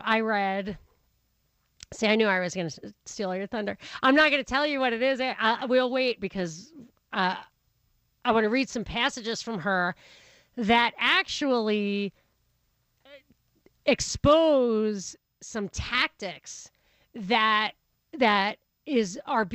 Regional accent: Rockland County, New York, United States; also born or lived in Brooklyn; I'm from Rockland County, which is the blue-collar suburb on the other side of the river.

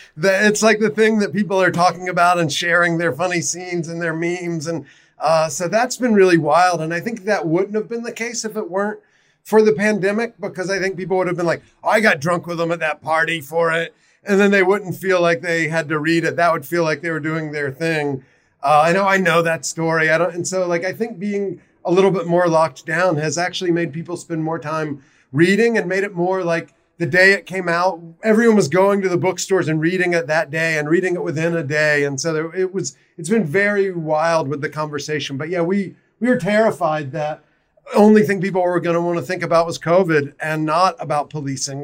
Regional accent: South Carolina, United States; now in Baltimore, United States; I'm originally from South Carolina.

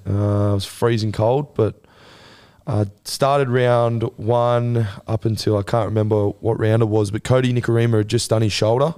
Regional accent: Gold Coast, Queensland, Australia; it being my hometown and where I'm from

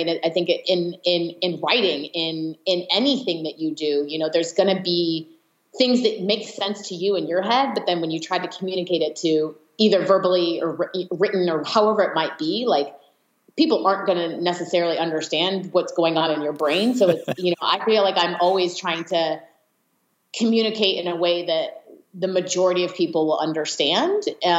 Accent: California, United States; In the Bay Area.

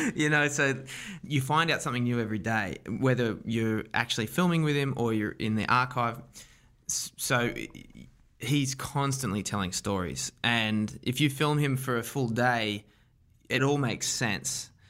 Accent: Wollongong, New South Wales, Australia; accent: Australian; moved away as an adult; also born or lived in New York; I'm from a town called Wollongong, south of Sydney, about an hour and a half south of Sydney

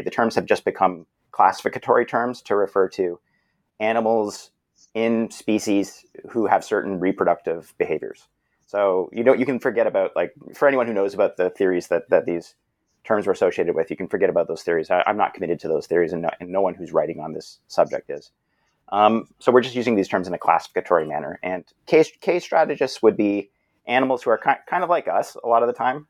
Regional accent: Brampton, Ontario, Canada; I'm a Canadian fellow. Uh, grew up in Brampton, which is a suburban city not too far from Toronto.

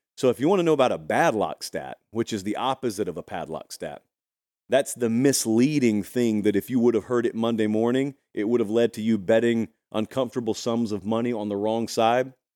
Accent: the Deep South, Harris County, Georgia, United States; I grew up in the Deep South

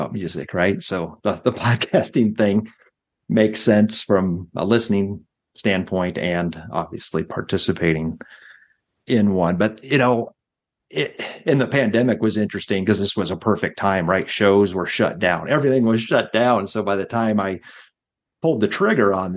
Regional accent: Nebraska, United States; now in Michigan, United States; growing up in Nebraska, there was no amphitheater

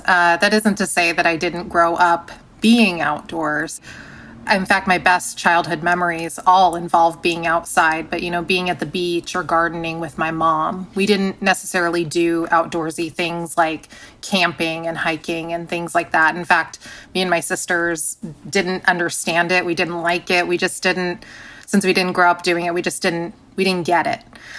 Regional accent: San Diego, California, United States; I grew up in San Diego.

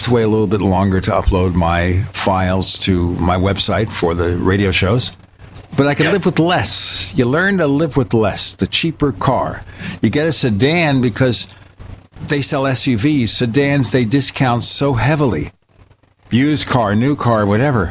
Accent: New York City, New York, United States; I grew up in New York City, and I rode the subways

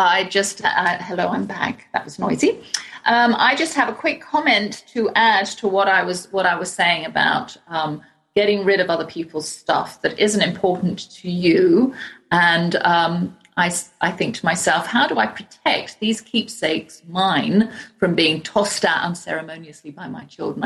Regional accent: England, United Kingdom; accent: English; moved away as an adult; now in United States; I've got my English accent

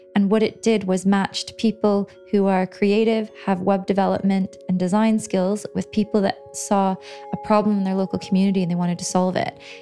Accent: Canada; moved away as an adult; now in London, United Kingdom; So, I grew up in Canada and I did my undergraduate degree in Canada in geography. And then I came to London about 11 years ago

